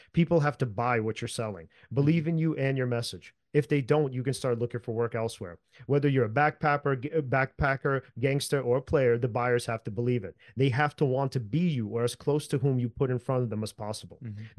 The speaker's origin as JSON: {"language": "English", "town": "New York City", "region": "New York", "country": "United States", "said": "we're from South Brooklyn."}